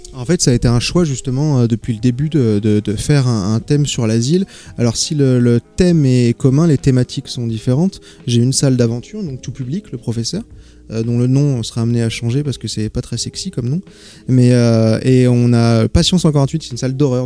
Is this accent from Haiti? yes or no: no; Paris, Île-de-France, France; moved away; je suis originaire de Paris